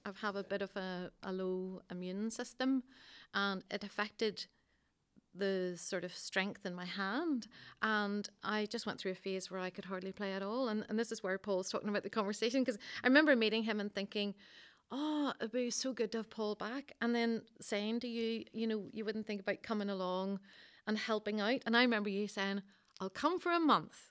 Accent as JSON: {"language": "English", "town": "Coleraine", "region": "Northern Ireland", "country": "United Kingdom", "moved": "yes", "said": "I'm from Coleraine originally"}